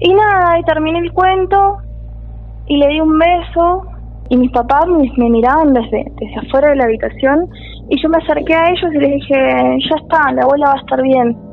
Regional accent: Bariloche, Río Negro, Argentina; now in Córdoba, Argentina; yo soy de Bariloche ah. y terminé estudiando acá.

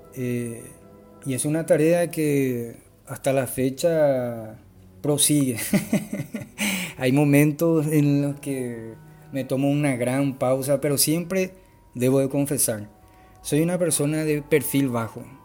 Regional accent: Paraguay; soy de Paraguay

